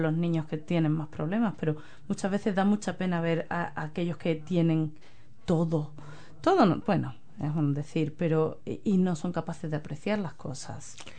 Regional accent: Spain; now in New Zealand; desde que yo me fui de España

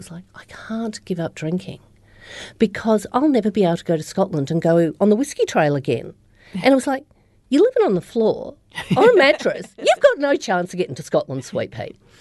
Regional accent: Australia; moved away as an adult; also born or lived in Melbourne, Australia; now in New Zealand; originally I'm from Australia, so I'm from the Upper Murray, which is the start of the Murray River, um, in the snowy mountains. And so I grew up there

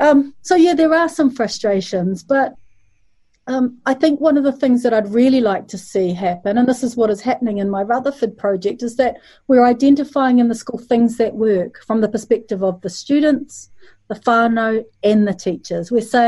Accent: Malaysia; I'm from Malaysia

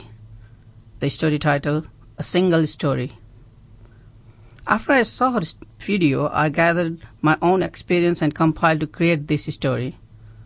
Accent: Nepal; moved away as an adult; now in Dunedin, New Zealand; I am from Nepal

